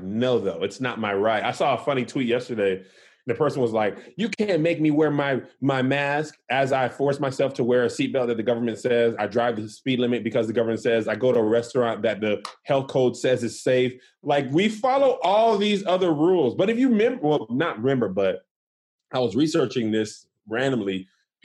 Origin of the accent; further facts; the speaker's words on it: United States; I'm American